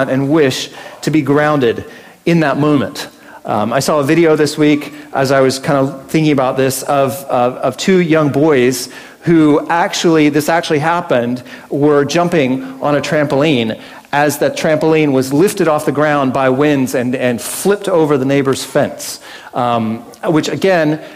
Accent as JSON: {"language": "English", "country": "United States", "tie": "born or raised there", "moved": "yes", "lives_now": "Australia", "said": "I grew up in America"}